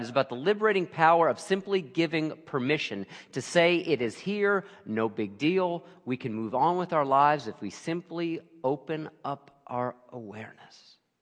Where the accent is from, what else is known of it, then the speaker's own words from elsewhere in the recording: Lehigh Valley, Pennsylvania, United States; also born or lived in Brooklyn, New York; I grew up in the Lehigh Valley